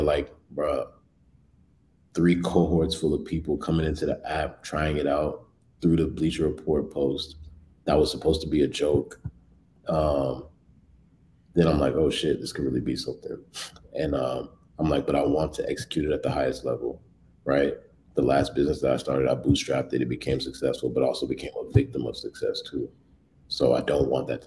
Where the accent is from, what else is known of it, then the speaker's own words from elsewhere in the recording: Bay Area, California, United States; also born or lived in Washington, D.C. / Los Angeles / New York; now in Chicago, United States; I'm from the Bay